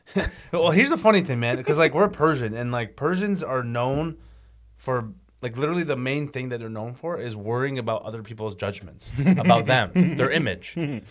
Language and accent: English; Toronto, Ontario, Canada; And I grew up in Scarborough.